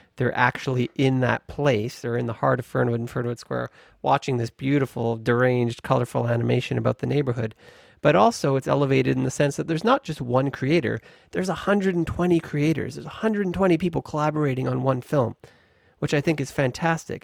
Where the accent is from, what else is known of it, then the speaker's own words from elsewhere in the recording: Victoria, British Columbia, Canada; I grew up in Victoria and have always been connected to the landscape of the Pacific